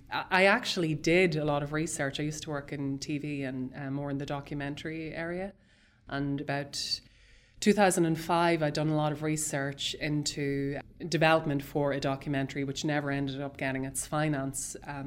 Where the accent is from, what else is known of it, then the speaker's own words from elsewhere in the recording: Dundalk, County Louth, Ireland; One of the places he delivered bread to was a convent in the town that I grew up in Dundalk.